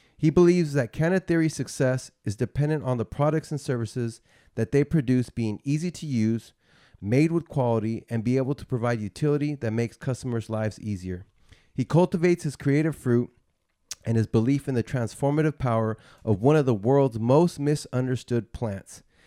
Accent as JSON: {"language": "English", "area": "Bay Area", "region": "California", "country": "United States", "tie": "born or raised there", "said": "I grew up in the Bay Area"}